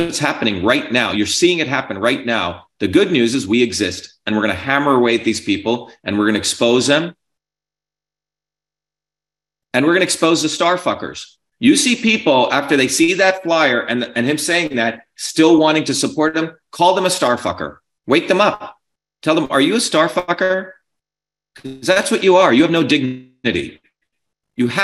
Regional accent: New Jersey, United States; I grew up in New Jersey where you didn't take shit from anyone in the 70s and 80s

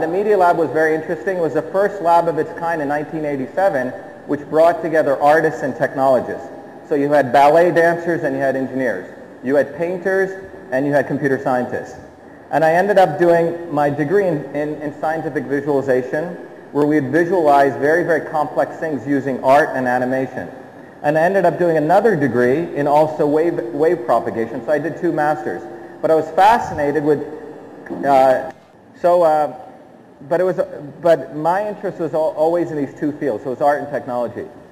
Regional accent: Mumbai, Maharashtra, India; now in United States; I grew up in the city of Bombay in Chembur. I was born there and I left.

